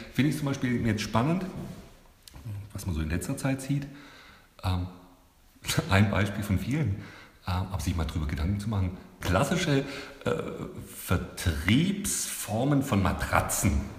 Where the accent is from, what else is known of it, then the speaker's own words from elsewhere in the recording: Stuttgart, Baden-Württemberg, Germany; moved away as an adult; now in Nuremberg, Germany; ich komme aus Stuttgart